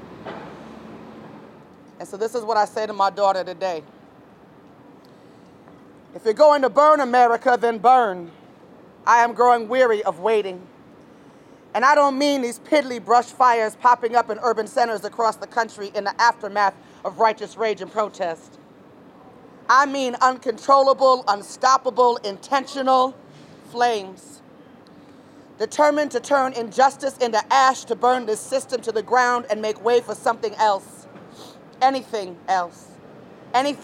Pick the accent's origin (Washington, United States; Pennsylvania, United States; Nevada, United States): Nevada, United States; Las Vegas; now in Oakland, United States; I was born in Las Vegas